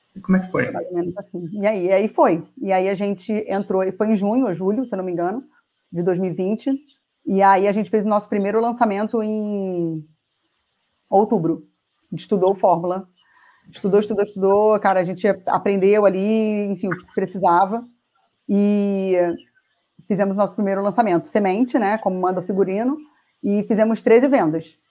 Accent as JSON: {"language": "Portuguese", "region": "Rio de Janeiro", "country": "Brazil", "tie": "born or raised there", "moved": "as an adult", "lives_now": "Jundiaí, Brazil", "said": "eu sou carioca, né? Sempre morei no Rio."}